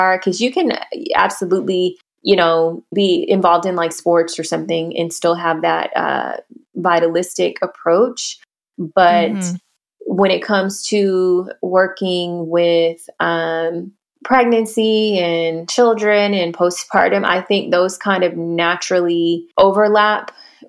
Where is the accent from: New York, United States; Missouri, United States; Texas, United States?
Texas, United States; Houston; I mentioned I'm from Houston.